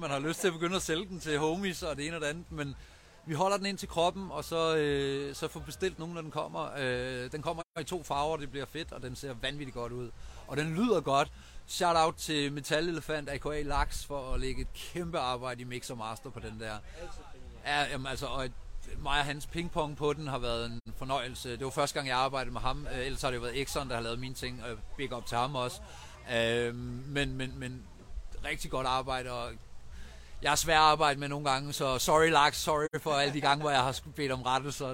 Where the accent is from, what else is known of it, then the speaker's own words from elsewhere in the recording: Vejen, Southern Denmark, Denmark; Jeg er fra Vejen, som ligger ikke så langt fra, der er født og opvokset